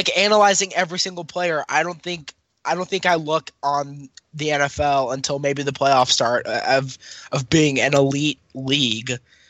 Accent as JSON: {"language": "English", "town": "Tacoma", "region": "Washington", "country": "United States", "said": "I'm from Tacoma, Washington."}